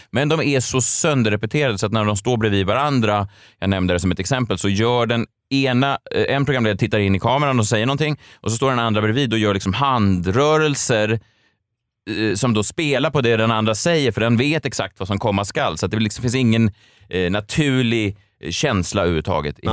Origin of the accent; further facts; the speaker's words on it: Stockholm, Stockholm County, Sweden; Jag är uppvuxen i Vasastan i Stockholm